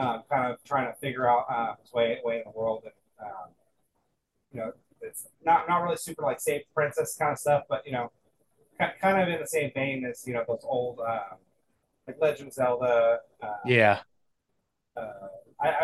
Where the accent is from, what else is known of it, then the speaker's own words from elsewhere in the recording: Scotland, United Kingdom; I'm Scottish